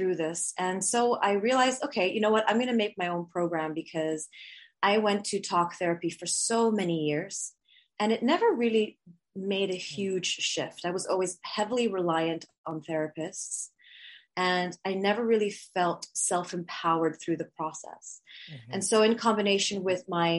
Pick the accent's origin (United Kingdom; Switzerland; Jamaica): Switzerland; moved away; also born or lived in Bali / Canada; I'm half Swiss, half Filipina. And I grew up in Switzerland and then moved to Bali and then lived all around the world